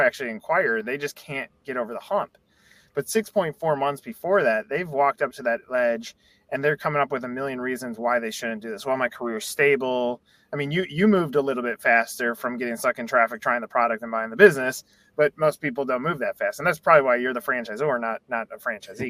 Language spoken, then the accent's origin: English; Chicago, Illinois, United States; now in Atlanta, United States; I grew up in Chicago